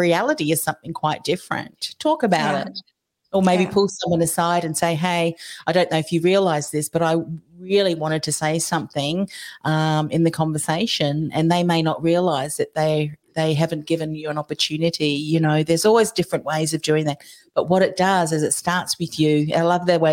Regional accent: New Zealand; now in Australia; I'm originally from New Zealand

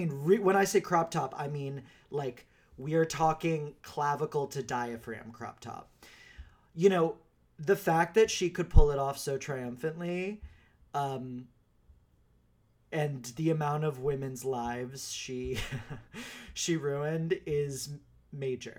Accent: Texas, United States; now in New York City, United States; I grew up in Texas

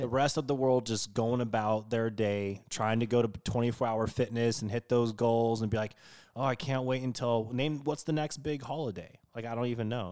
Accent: West Coast, United States; growing up on the West Coast

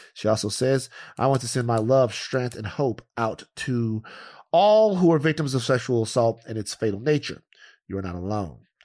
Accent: Louisiana, United States; moved away as an adult; now in Los Angeles, United States; where I'm from Louisiana

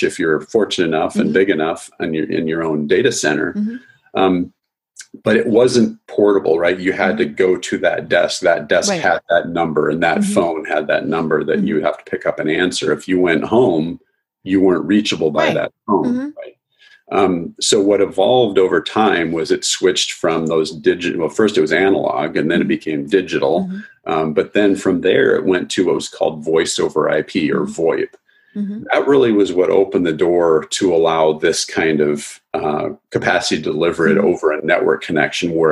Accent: South Dakota, United States; I grew up in South Dakota, which is mm-hmm. fairly rural

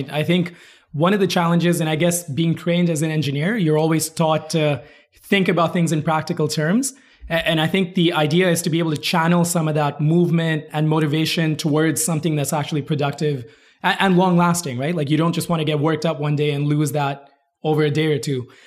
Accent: Kuwait; also born or lived in India; so I'm from India originally, uh, moved around a lot. I actually grew up in Kuwait. I moved out there when I was eight.

